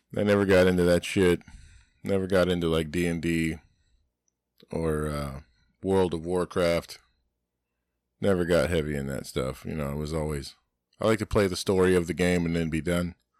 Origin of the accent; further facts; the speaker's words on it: Florida, United States; I'm an American, that's my house. I live in, I'm a Floridian